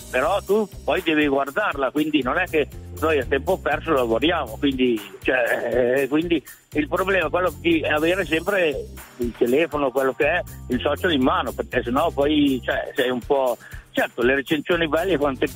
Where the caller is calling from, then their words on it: Fortunago, Lombardy, Italy; Io sono di Fortunato, un piccolo paesino, uno dei borghi più belli della provincia di Pavia